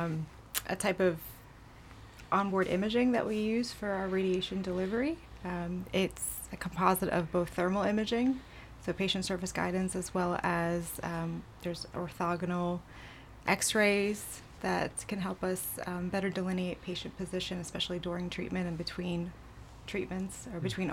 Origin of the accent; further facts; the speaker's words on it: Tampa Bay area, Florida, United States; moved away as an adult; also born or lived in Houston / Melbourne; now in Jacksonville, United States; I'm originally from the Tampa Bay area